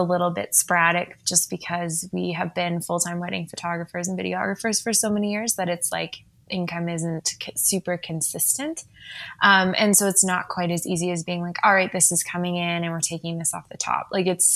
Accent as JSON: {"language": "English", "region": "Saskatchewan", "country": "Canada", "tie": "born or raised there", "also_born_or_lived": "United Kingdom", "moved": "yes", "lives_now": "Calgary, Canada", "said": "I grew up also in Saskatchewan"}